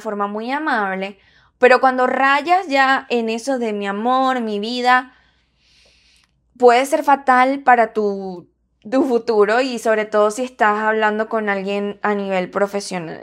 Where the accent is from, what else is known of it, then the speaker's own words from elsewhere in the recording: Venezuela; yo soy venezolana